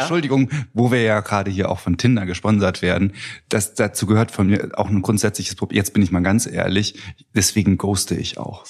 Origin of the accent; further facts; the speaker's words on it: Eifel, Germany; moved away as an adult; also born or lived in Trier; now in Cologne, Germany; ich bin Landkind, komme aus der Eifel und habe da die ersten 19 Jahre meines Lebens verbracht